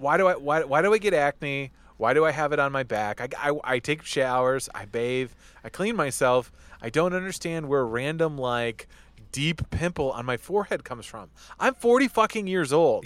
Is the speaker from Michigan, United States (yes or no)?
yes; Detroit, Michigan, United States; my hometown Lions